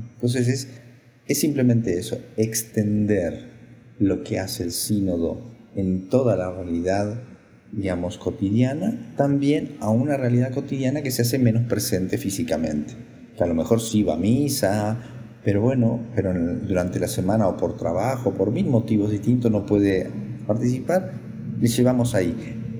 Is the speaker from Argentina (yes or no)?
yes; Argentina; moved away; soy sacerdote argentino